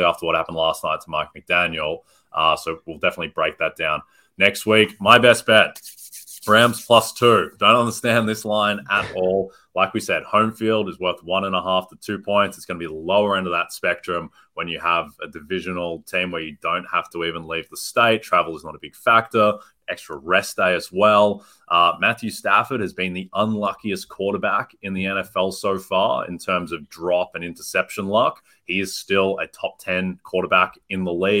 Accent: Australia; I'm from Australia, Derby.

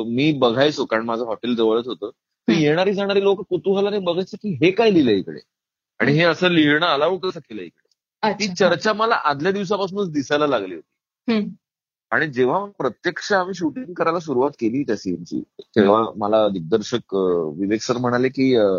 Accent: Maharashtra, India; मी महाराष्ट्रीयन आहे

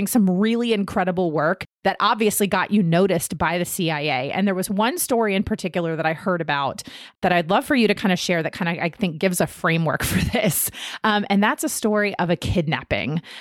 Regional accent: Herndon, Virginia, United States; moved away; also born or lived in Newport News, Virginia; I grew up on Jackson Street, which was behind the Tortilla Factory

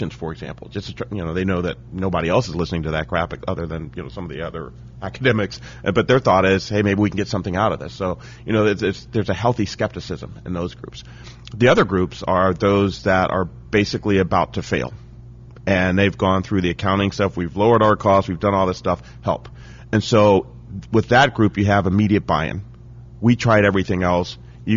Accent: Dayton, Ohio, United States; also born or lived in Cincinnati, Ohio; I grew up in Dayton, Ohio

